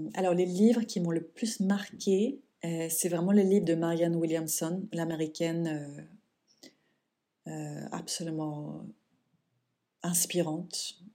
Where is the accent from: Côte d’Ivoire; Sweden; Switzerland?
Sweden; moved away; mon pays natal, la Suède